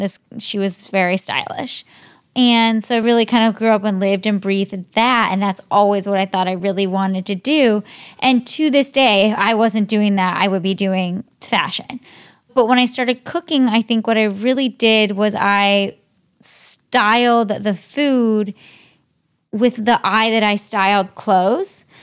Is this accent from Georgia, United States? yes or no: no; Cleveland, Ohio, United States; moved away; I grew up in, mostly in Ohio. I'm from Cleveland, Ohio